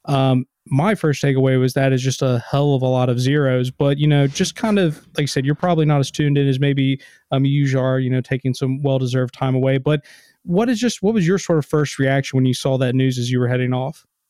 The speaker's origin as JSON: {"language": "English", "region": "Kentucky", "country": "United States", "said": "I grew up in a pretty big family, had God, well, I'm from Kentucky"}